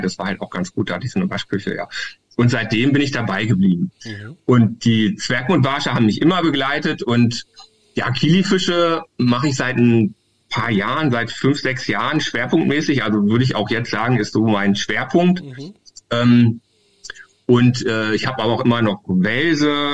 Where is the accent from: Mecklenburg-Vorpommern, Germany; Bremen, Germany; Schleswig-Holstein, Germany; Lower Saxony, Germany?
Lower Saxony, Germany; Hildesheim; ich bin ja aus Hildesheim